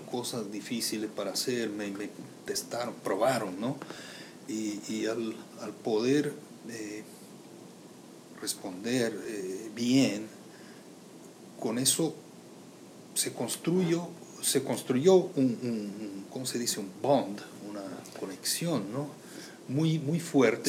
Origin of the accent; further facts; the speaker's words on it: Brazil; moved away as an adult; also born or lived in United States; now in Puerto Rico; Soy de Brasil